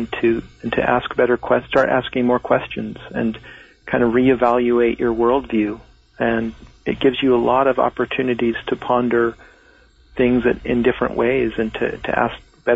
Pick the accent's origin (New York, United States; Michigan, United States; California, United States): California, United States; Laguna Beach; born there